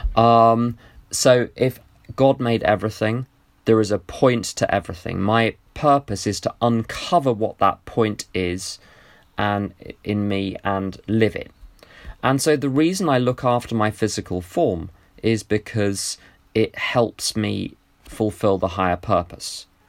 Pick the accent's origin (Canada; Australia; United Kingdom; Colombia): United Kingdom; my attachment to being British